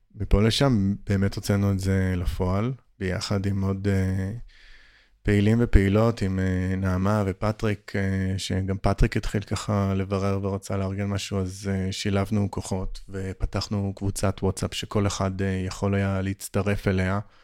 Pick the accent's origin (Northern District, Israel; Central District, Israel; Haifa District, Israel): Northern District, Israel; Upper Galilee; moved away; זה גם האזור שאני, שאני במקור גדלתי באותו